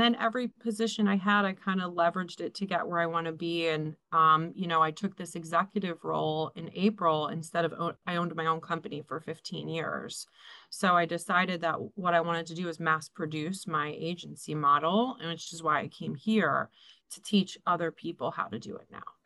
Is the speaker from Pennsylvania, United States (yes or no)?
yes; Philadelphia, Pennsylvania, United States; moved away as an adult; now in New Jersey, United States; I grew up in Philadelphia. I moved here when I was 18